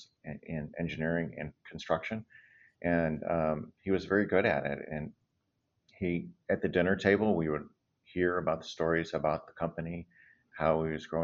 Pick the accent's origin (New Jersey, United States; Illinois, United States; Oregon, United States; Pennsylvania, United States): Illinois, United States; Flossmoor; also born or lived in Park Forest, Illinois / West Coast, United States; now in Chicago, United States; my parents had immigrated from India in the mid-50s and had landed initially in Park Forest and then in Flossmoor